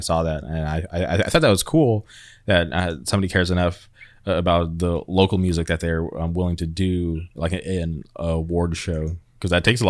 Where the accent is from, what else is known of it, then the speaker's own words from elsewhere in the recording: Palm Springs, California, United States; now in Orange County, United States; I grew up in Palm Springs, moved to Orange County.